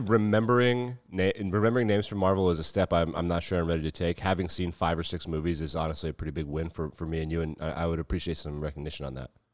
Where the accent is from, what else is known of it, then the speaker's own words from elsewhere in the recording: Wyoming, United States; we grew up in Wyoming